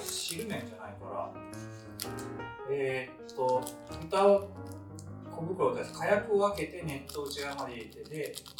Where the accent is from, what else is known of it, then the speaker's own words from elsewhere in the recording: Gifu, Japan; 私、岐阜県人じゃないですか